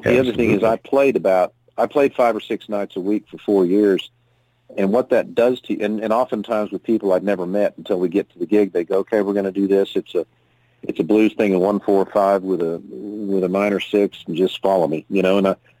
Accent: Fayetteville, Arkansas, United States; moved away as an adult; also born or lived in Aspen, Colorado; I was born and raised in Fayetteville, Arkansas

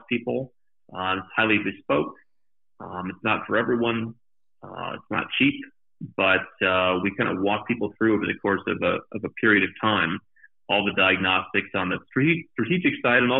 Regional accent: United States; moved away; being outside of my home country

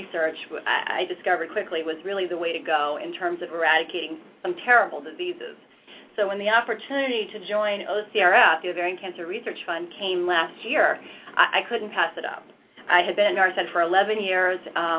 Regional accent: Florida, United States; moved away as an adult; now in New York, United States; I grew up in Florida and went to the University of South Florida there

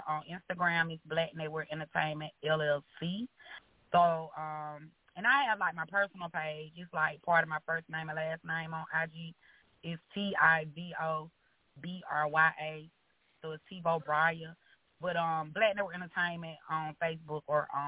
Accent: Alabama, United States; I'm from Alabama

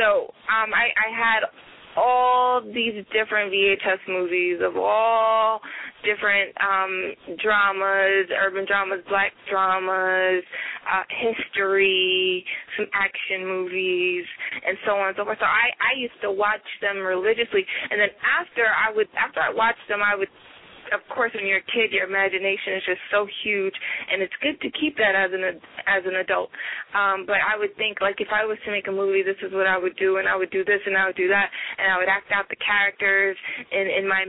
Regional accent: New York City, New York, United States; Originally, I'm from the North Bronx, New York

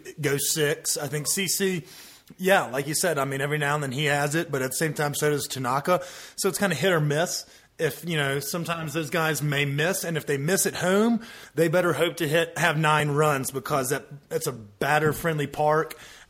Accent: the South, United States; growing up in the South

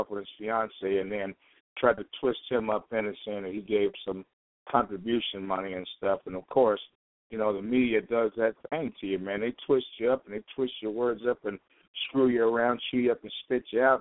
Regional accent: Chicago, Illinois, United States; now in Portland, United States; I'm from Chicago

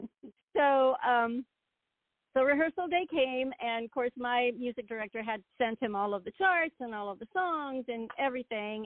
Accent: southern Spain, Spain; moved away; also born or lived in Northern Virginia; I grew up in Spain, um, and I grew up in southern Spain, so my influences were a lot of uh, flamenco

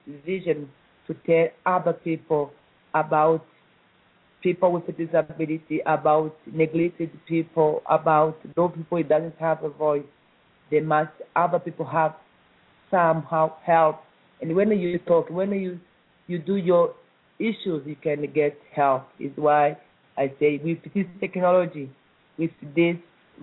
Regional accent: East Congo, DR Congo; I was born in East Congo, and I grew up like other children

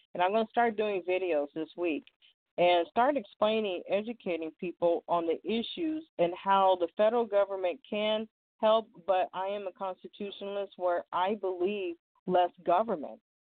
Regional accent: California, United States; I was born and raised in California

